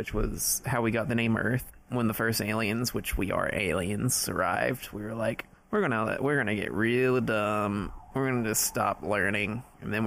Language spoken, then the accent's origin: English; United States; we're American